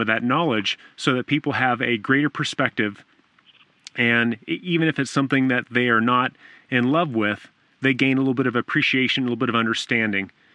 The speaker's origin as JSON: {"language": "English", "region": "Southern California", "country": "United States", "tie": "born or raised there", "said": "I grew up in Southern California"}